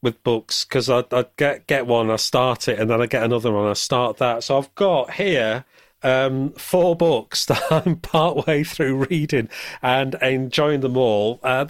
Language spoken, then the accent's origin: English; the north of England, United Kingdom; it reminds me of growing up in the North in the 70s